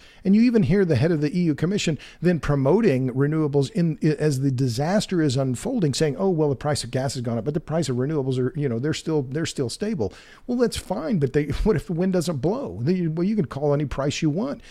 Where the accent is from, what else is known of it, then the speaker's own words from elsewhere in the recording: Oklahoma, United States; now in Texas, United States; I'm from Oklahoma